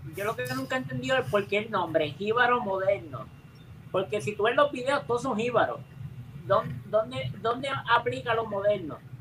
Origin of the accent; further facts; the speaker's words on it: Mayagüez, Puerto Rico; yo soy de Mayagüez